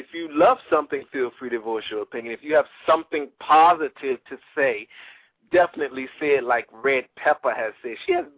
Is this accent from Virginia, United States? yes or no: yes; Hampton, Virginia, United States; I am from Hampton, VA, baby. And I have learned to explore the horizon and expand my culture.